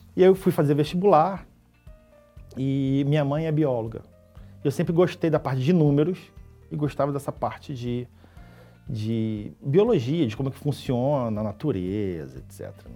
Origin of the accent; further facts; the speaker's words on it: Niterói, Rio de Janeiro, Brazil; sou do Rio, né? nascido em Niterói, lá uma cidade ali do lado do Rio